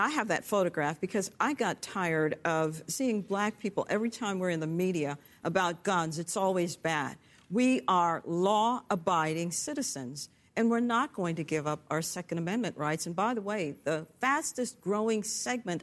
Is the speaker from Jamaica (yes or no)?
yes; Jamaica; now in United States; I'm from Jamaica